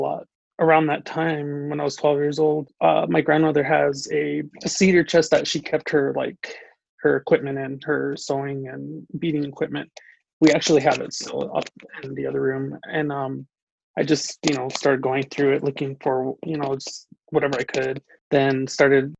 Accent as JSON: {"language": "English", "area": "Crow Indian Reservation, Lodge Grass", "region": "Montana", "country": "United States", "tie": "born or raised there", "said": "I was born and raised here on the Crow Indian Reservation out here in La Trace, Montana"}